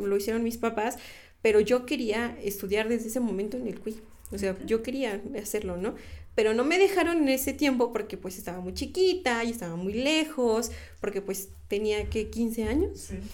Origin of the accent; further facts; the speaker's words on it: Mexico; nosotros como mexicanos